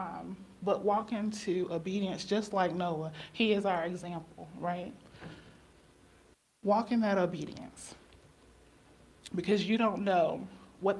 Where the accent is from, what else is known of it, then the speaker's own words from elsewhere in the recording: Chapel Hill, North Carolina, United States; also born or lived in Minnesota; I was born and raised here in Chapel Hill